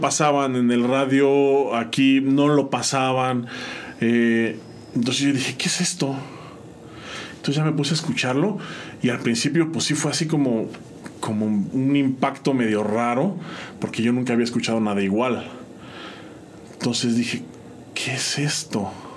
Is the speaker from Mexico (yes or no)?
yes; San Juan del Río, Querétaro, Mexico; also born or lived in State of Mexico; regresamos a San Juan y entonces aquí crecí, aquí me crié